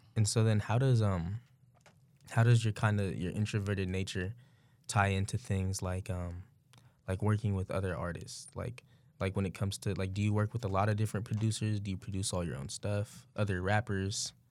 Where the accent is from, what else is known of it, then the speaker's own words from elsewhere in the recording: the Bay Area, California, United States; moved away as an adult; now in Sacramento, United States; I'm from the Bay too, went to Sac State just like you